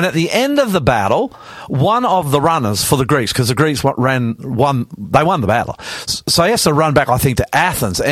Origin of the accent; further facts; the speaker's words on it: Australia; I'm the …